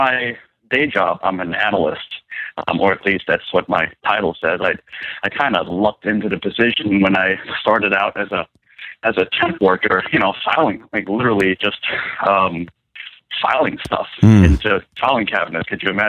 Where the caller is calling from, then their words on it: Virginia, United States; from Virginia. No, regular old Virginia.